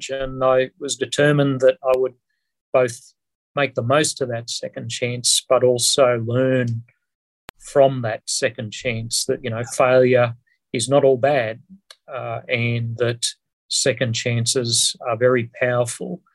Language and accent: English; Queensland, Australia; I was brought up in a little tiny mining town in my home state of Queensland